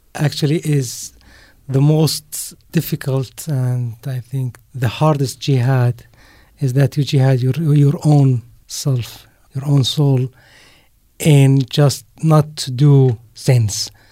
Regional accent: Mafraq, Mafraq Governorate, Jordan; moved away as an adult; now in Amman, Jordan; My family is from a city called Mafraq

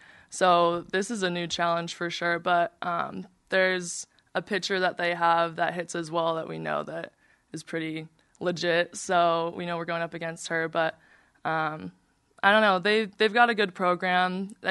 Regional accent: Arizona, United States; now in Utah, United States; I would have preferred Arizona because I'm from Arizona.

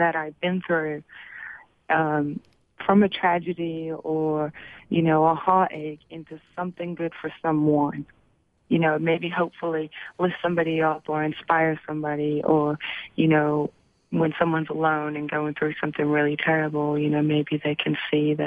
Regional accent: Manchester, North West England, United Kingdom; now in Atlanta, United States; I grew up in Manchester, England

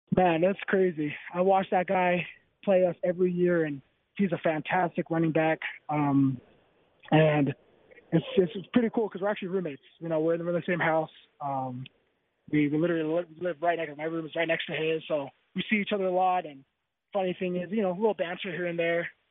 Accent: Bountiful, Utah, United States; also born or lived in Palo Alto; now in Provo, United States; I'm from Bountiful originally, so I thought I'd be used to the cold

